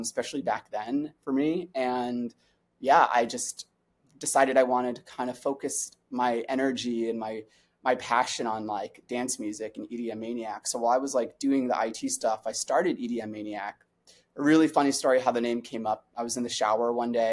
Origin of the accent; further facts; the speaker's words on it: New York City, New York, United States; I'm from New York City originally, born and raised. I'm a Brooklyn kid.